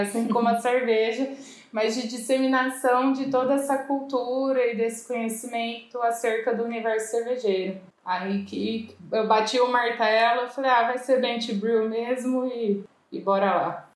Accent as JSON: {"language": "Portuguese", "town": "Ribeirão Preto", "region": "São Paulo", "country": "Brazil", "said": "Eu sou daqui de Ribeirão Preto"}